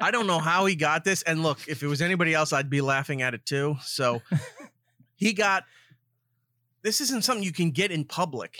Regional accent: Long Island, New York, United States; born or raised there

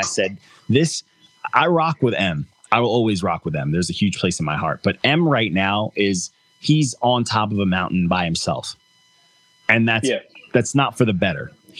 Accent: Long Island, New York, United States; I'm Long Island. I'm from Long Island

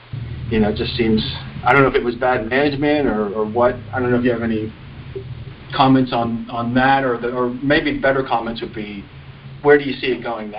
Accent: Mechanicsburg, Pennsylvania, United States; moved away as an adult; I was born and raised in Mechanicsburg, moved, was gone 20 years, and came back a few years ago. I think it was fall of 2016.

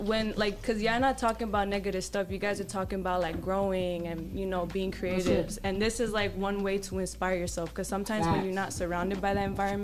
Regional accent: New York, United States; I'm from New York. Loud and proud

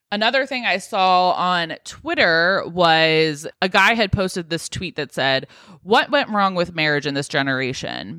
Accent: United States; being American

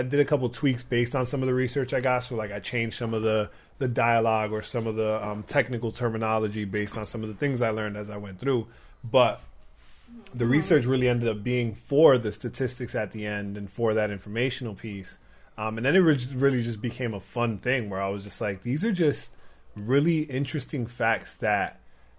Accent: Providence, Rhode Island, United States; now in New York, United States; my hometown, Providence, Rhode Island.

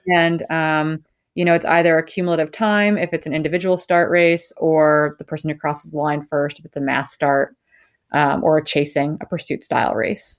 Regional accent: northern Wisconsin, United States; I grew up in the Midwest. I grew up in northern Wisconsin

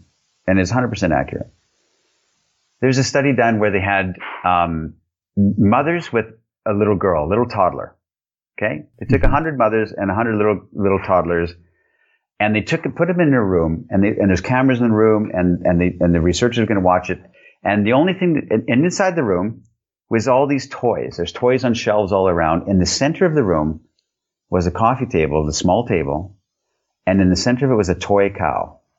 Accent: Canada; now in Europe; I'm Canadian. I live in Europe

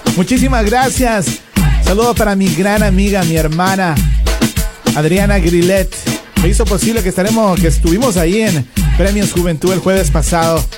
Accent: Ecuador; now in United States; Yo me siento orgulloso de ser ecuatoriano y de vivir en los Estados Unidos

